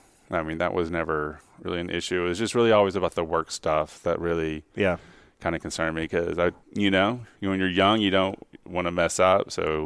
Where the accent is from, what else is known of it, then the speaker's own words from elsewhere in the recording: Dallas, Texas, United States; moved away as an adult; also born or lived in New Orleans / Atlanta / New York; Yeah, I grew up in Dallas in the suburb, but I left for college, went to New Orleans.